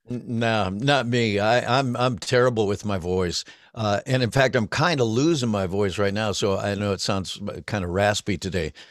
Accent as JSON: {"language": "English", "town": "Cleveland", "region": "Ohio", "country": "United States", "tie": "born or raised there", "also_born_or_lived": "Denver, Colorado", "moved": "as an adult", "said": "I had moved to Cleveland when I was seven from Denver, so, so, and I, you know, pretty much grown up there as well"}